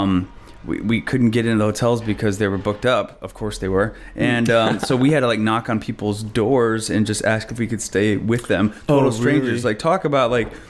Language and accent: English; Omaha, Nebraska, United States; moved away; also born or lived in New York City; I grew up in Nebraska, Omaha, Nebraska